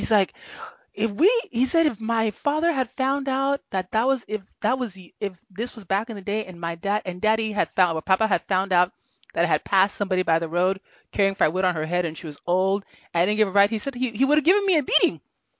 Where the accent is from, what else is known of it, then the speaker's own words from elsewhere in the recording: Nigeria; with people from my generation who are born and raised in Nigeria, the expectation of that nicety is not there.